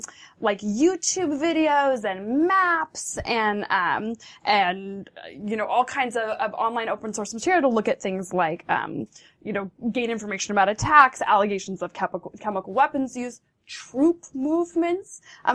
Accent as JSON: {"language": "English", "country": "United States", "said": "This is sort of my core right as an American."}